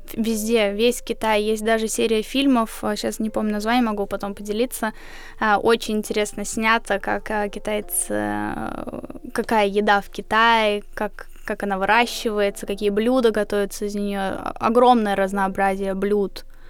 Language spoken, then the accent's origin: Russian; Riga, Latvia; В 40 школе я училась в Риге, я из Риги